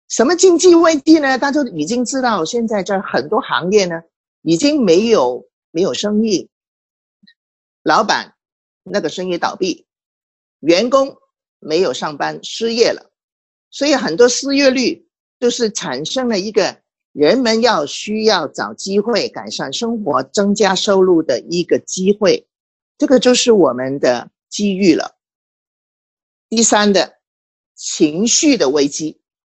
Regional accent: Hong Kong; 我身为一个香港人

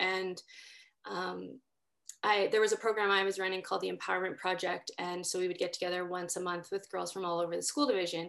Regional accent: Winnipeg, Manitoba, Canada; I grew up in North Kildonan

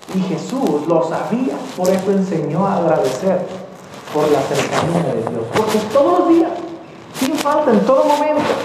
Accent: Mexico; los mexicanos lo sabemos

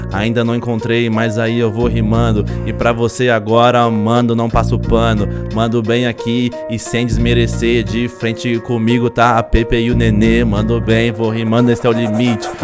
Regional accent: São Paulo, Brazil; eu sou paulista

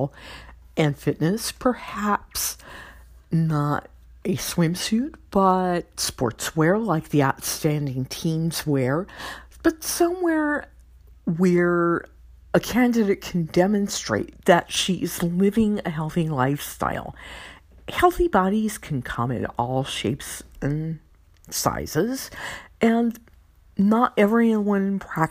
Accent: Louisiana, United States; my home state gal, the new Miss Louisiana

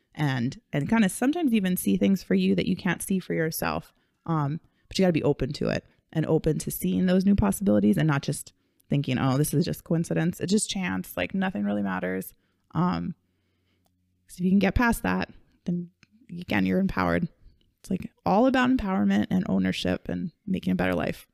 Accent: Kailua, Hawaii, United States; we grew up in Kailua. We grew up in Hawaii

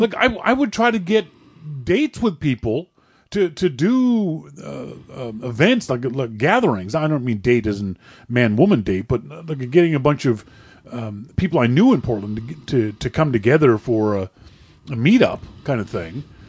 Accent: Halifax, Nova Scotia, Canada; I'm from Halifax, this is a four hundred year old city

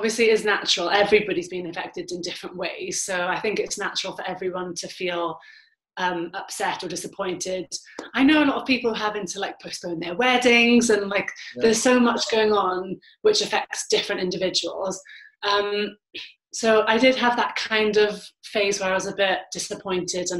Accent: Wales, United Kingdom; with being Welsh

